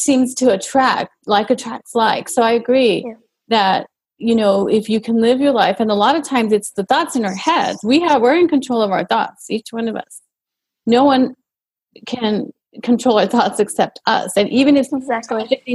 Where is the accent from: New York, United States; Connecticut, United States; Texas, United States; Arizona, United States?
Texas, United States; El Paso; I grew up in El Paso, Texas, a border town, and just very close was Mexico.